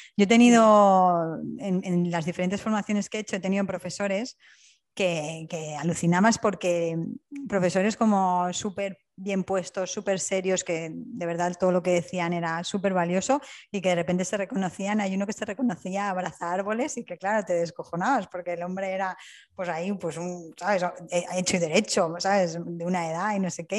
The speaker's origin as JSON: {"language": "Spanish", "town": "Alicante", "region": "Valencian Community", "country": "Spain", "also_born_or_lived": "Wales", "moved": "yes", "lives_now": "Hamburg, Germany", "said": "en Alicante, de donde yo soy"}